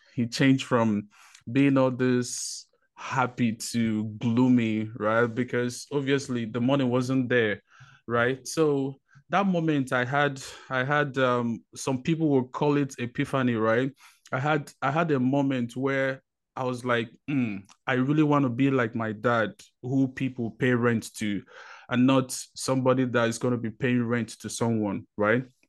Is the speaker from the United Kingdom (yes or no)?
no; Nigeria; moved away as an adult; now in United States; I was born in Nigeria, um, spent twenty years of my life there, moved over to, um, United States